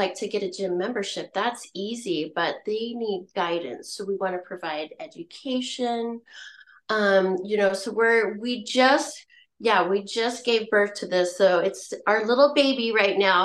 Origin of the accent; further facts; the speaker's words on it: La Grande, Oregon, United States; also born or lived in Mississippi; I was born in La Grande